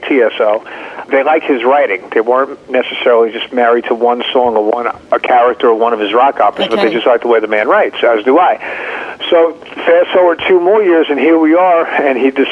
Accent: Northeast, United States; growing up in the Northeast

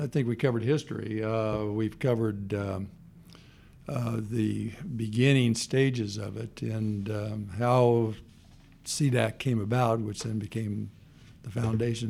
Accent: Kansas City, Missouri, United States; moved away as an adult; also born or lived in Stanford, California; now in Dallas, United States; I grew up in Kansas City and then came here

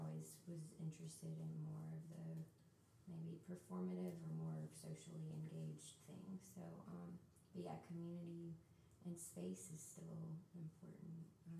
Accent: Memphis, Tennessee, United States; also, and I'm from Memphis

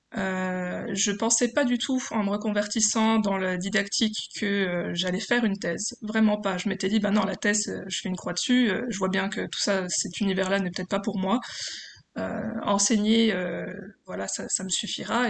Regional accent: Besançon, Bourgogne-Franche-Comté, France; je viens de Besançon en Franche-Comté.

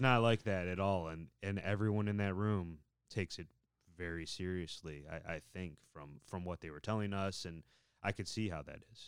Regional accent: Cleveland, Ohio, United States; growing up in Cleveland, we both grew up in Cleveland

